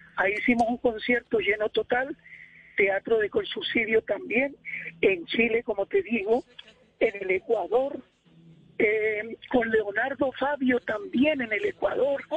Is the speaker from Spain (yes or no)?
no; Cartago, Valle del Cauca, Colombia; yo soy de Cartago, Valle del Cauca, y allá se escucha mucho la salsa